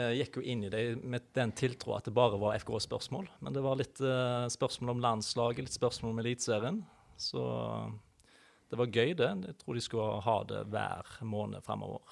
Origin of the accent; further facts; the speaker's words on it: Haugesund, Rogaland, Norway; moved away as an adult; Født og oppvokst i Haugesund